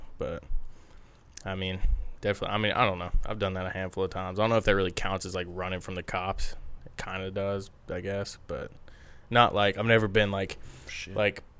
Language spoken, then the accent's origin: English; Alabama, United States; I'm from Alabama.